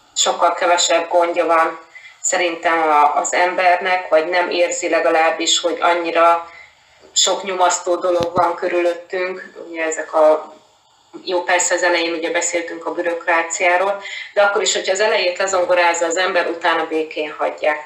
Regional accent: Hungary; moved away as an adult; also born or lived in Murcia, Spain / Seville, Spain / Málaga, Spain / Barcelona, Spain; now in Madrid, Spain; én Magyarországon egy kisvárosból származom

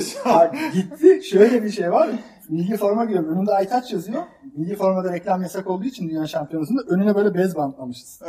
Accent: Istanbul, Turkey; ben Fatih'te büyüdüm.

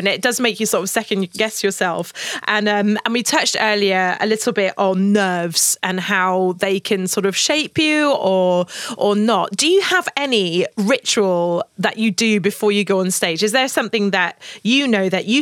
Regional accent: United Kingdom; being the British naive girl that I was back at the time

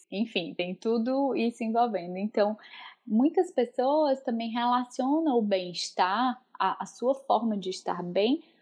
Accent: Northeast Region, Brazil; moved away; Bom, como uma boa nordestina, eu posso dizer que essa, inclusive, foi uma das minhas principais mudanças sentidas na, é, nesse processo de morar em outro país

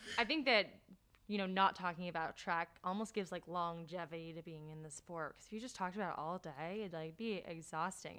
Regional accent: New Jersey, United States; I'm from New Jersey

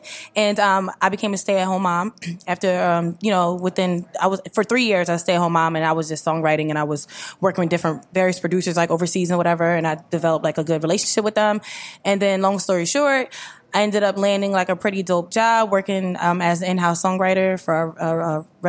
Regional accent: Willingboro, New Jersey, United States; now in Trenton, United States; I'm from Willingboro, New Jersey. Shout out to Willingboro.

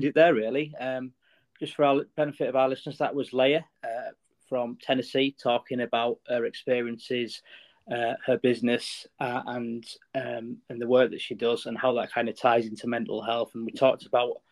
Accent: United Kingdom; as a Brit

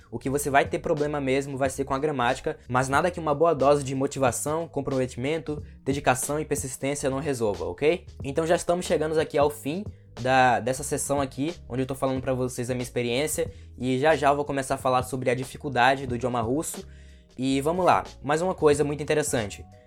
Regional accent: Brazil; nós que somos brasileiros

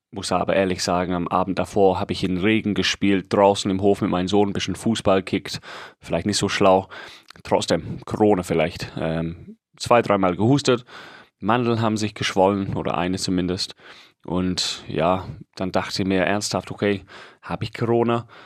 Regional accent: England, United Kingdom; German is a second language; Und ich schwöre es, ich bin Engländer. Diesen Begriff habe ich nie gehört.

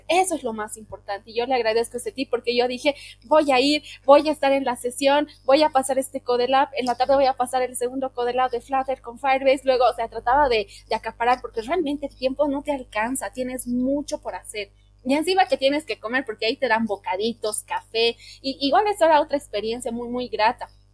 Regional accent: Bolivia; soy de Bolivia

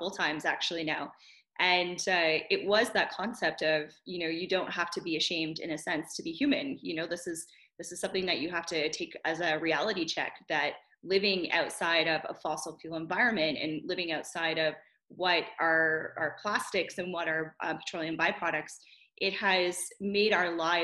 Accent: New Brunswick, Canada; my hometown and my area of the world in Canada

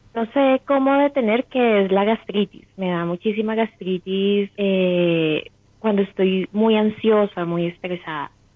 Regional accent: Bogotá, Colombia; soy de Bogotá

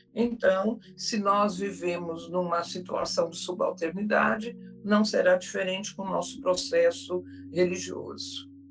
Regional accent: São Paulo, Brazil; eu sou como paulistana

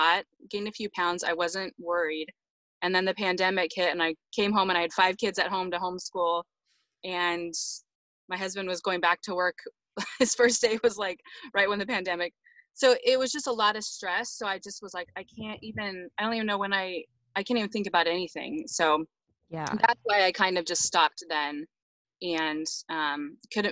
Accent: California, United States; now in Toronto, Canada; I'm actually American. I'm from California

